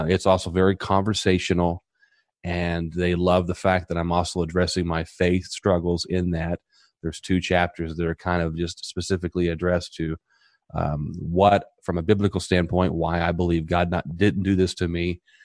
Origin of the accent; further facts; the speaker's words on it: Southern Indiana, United States; now in Tampa, United States; I'm originally from Southern Indiana, and I come from a small community